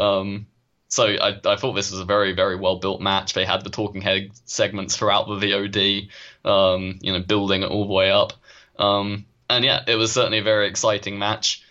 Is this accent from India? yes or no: no; United Kingdom; as a Brit